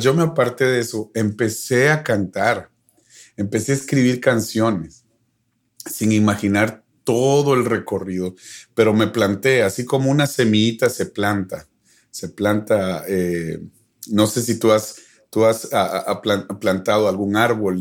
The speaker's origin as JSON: {"language": "Spanish", "country": "Guatemala", "moved": "as an adult", "lives_now": "Dallas, United States", "said": "extraño mi tierra"}